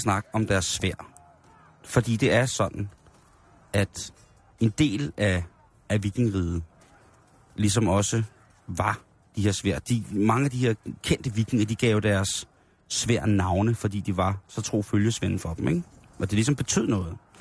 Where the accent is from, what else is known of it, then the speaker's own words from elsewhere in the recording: Denmark; vi synes jo også som danskere